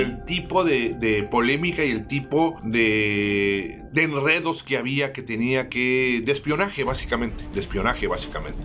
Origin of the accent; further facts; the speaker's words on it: Tijuana, Baja California, Mexico; los que somos de Tijuana